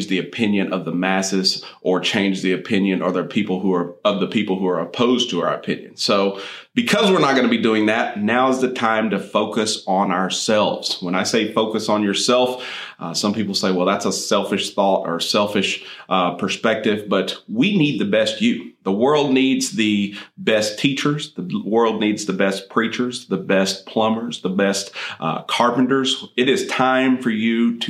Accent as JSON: {"language": "English", "town": "Midland", "region": "Texas", "country": "United States", "tie": "born or raised there", "said": "I grew up out west in the Midland Odessa area where oil and gas is what most people do."}